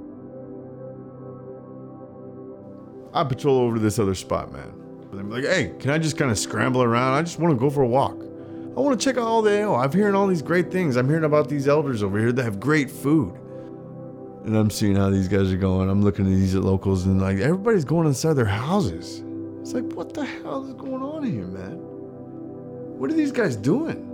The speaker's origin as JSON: {"language": "English", "region": "Colorado", "country": "United States", "tie": "born or raised there", "said": "I grew up in Colorado"}